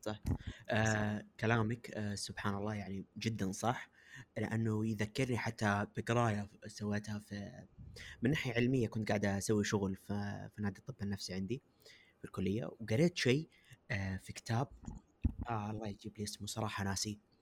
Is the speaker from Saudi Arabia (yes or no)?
yes; Saudi Arabia; أنا جالس أتكلم كمجتمع كعارف كسعودية كبلد